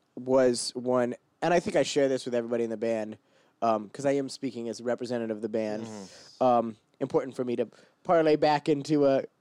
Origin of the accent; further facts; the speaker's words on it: Portland, Oregon, United States; moved away as an adult; now in New York City, United States; I'm from Portland, Oregon